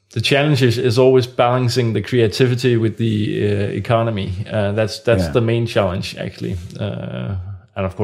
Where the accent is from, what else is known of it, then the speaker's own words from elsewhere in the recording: Copenhagen, Capital Region of Denmark, Denmark; I'm from Copenhagen